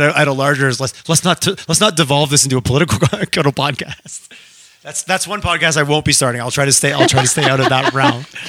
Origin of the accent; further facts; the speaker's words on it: Eastern Canada, Canada; now in Western Canada; again, I grew up in Eastern Canada and there was a little bit of, it was a little bit more competitive in the sense